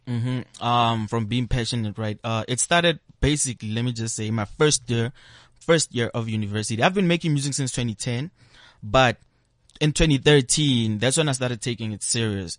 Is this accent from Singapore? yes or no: no; Pretoria, Gauteng, South Africa; also born or lived in Kempton Park; I grew up in Pretoria, Sunnyside. We moved to different locations, you know, Kempton Park, but Pretoria, Sunnyside, that is my home.